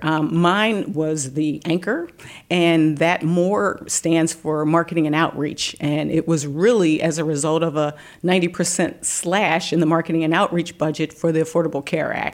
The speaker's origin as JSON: {"language": "English", "region": "Delaware", "country": "United States", "tie": "born or raised there", "said": "head of state personnel in the state of Delaware, my home state"}